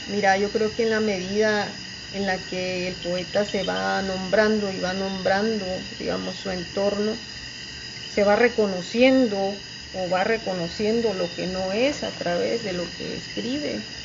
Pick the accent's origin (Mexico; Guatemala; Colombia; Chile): Guatemala; Yo vengo de Guatemala, es un país muy introspectivo